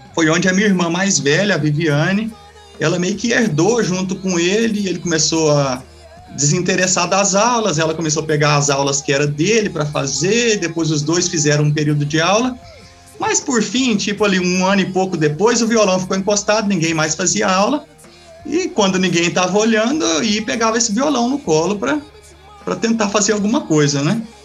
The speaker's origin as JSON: {"language": "Portuguese", "town": "Quirinópolis", "region": "Goiás", "country": "Brazil", "tie": "born or raised there", "said": "Eu sou natural daqui de Quirinópolis, Goiás"}